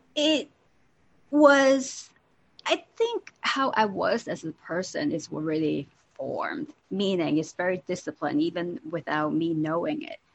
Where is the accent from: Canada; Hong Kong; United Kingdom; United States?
Hong Kong; I was born and raised in Hong Kong